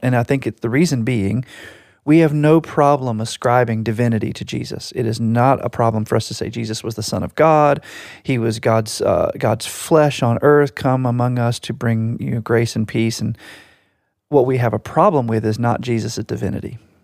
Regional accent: United States; I can only speak about it as an American

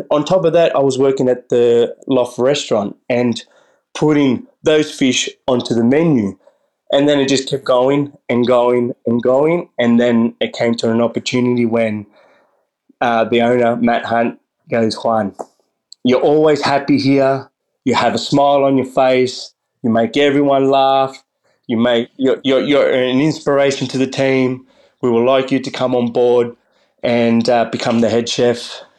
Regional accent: Australia; also born or lived in Concepción, Chile; Yeah, I was born in Chile, in Concepcion, when I was one. You know, and dad moved us to Australia and took the whole family

